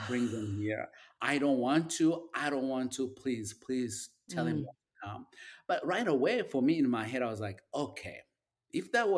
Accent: Uganda; moved away as an adult; now in United States; I grew up in Uganda

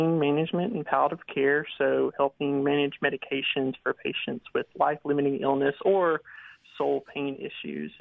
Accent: Philadelphia, Mississippi, United States; moved away as an adult; now in Hampton, United States; I'll always call it Mississippi home. I'm from Philadelphia, Mississippi

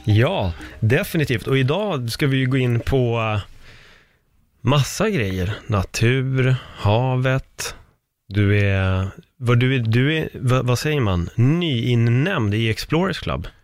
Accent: Stockholm, Stockholm County, Sweden; also born or lived in Spain; det här är ju mina trakter, vi har ju uppväxt i Örnsberg

